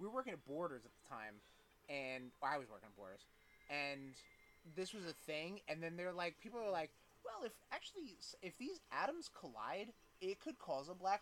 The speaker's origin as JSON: {"language": "English", "region": "New York", "country": "United States", "tie": "born or raised there", "also_born_or_lived": "Long Island", "said": "I grew up in Flushing"}